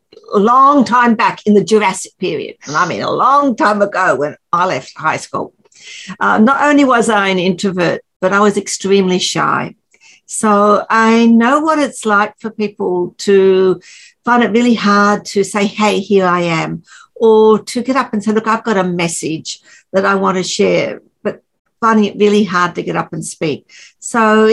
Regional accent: just north of Brisbane in Queensland, Australia; I'm from Australia and just north of Brisbane in Queensland, Australia.

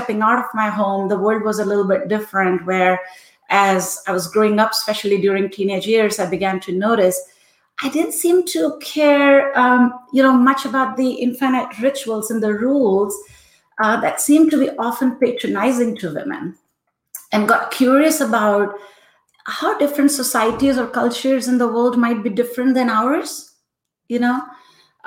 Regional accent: Rajasthan, India; first language Hindi; English is a second language; moved away; I grew up in the hot state of Rajasthan around a very big family

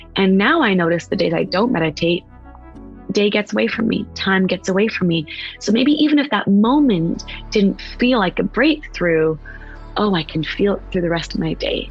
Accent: West Coast, United States; now in East Coast, United States; I'm from the West Coast. I live on the East Coast.

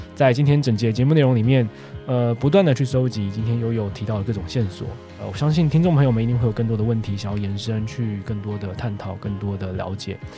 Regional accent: Taiwan; 毕竟我们我们台湾人在呃工作上面的想法

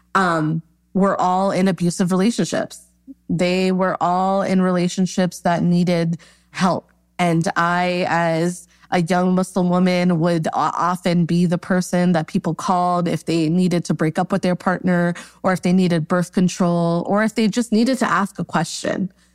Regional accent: New York, United States; Born and raised in New York

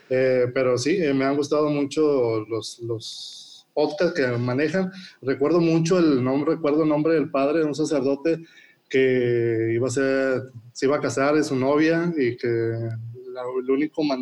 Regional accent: Escobedo, Nuevo León, Mexico; soy de Escobedo

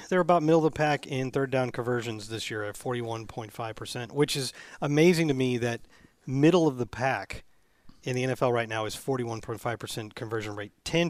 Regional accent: St. Louis, Missouri, United States; Okay. I'm from St. Louis.

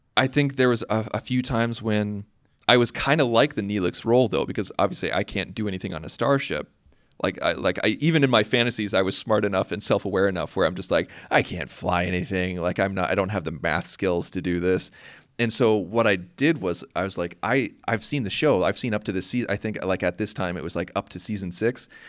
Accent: Urbana, Illinois, United States; I'm from Urbana, Illinois, in the United States

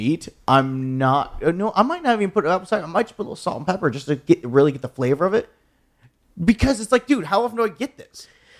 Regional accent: Deep South, United States; I'm from the deep south.

